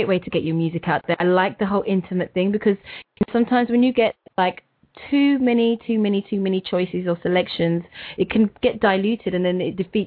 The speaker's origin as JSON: {"language": "English", "country": "United Kingdom", "said": "I'm British"}